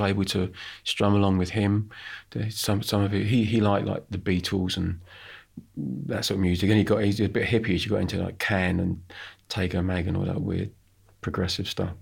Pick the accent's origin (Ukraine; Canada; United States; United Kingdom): United Kingdom; I'm British